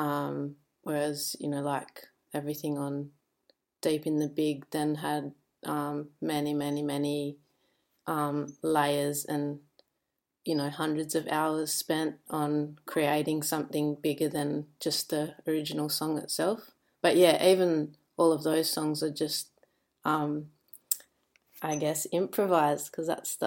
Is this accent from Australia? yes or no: yes; Albany, Western Australia, Australia; also born or lived in Kalgoorlie; now in Perth, Australia; I was born in Kalgoorlie, which is like, yeah, kind of in almost the desert, and then I had a tiny bit of time here in Perth, but then the rest of the time I grew up in a town called Albany